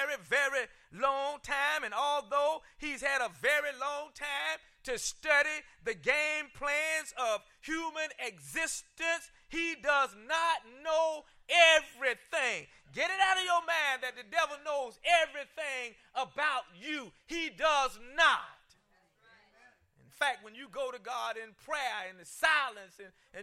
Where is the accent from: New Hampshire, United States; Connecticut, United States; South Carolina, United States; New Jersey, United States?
South Carolina, United States; when I was growing up in South Carolina